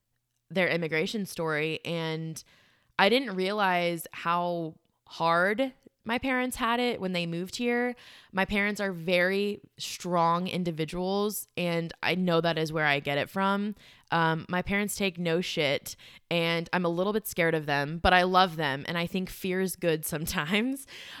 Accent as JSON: {"language": "English", "country": "South Africa", "moved": "yes", "said": "My family, we are immigrants from South Africa, and our upbringing was, so I didn't fully know about our immigration story until last year in August."}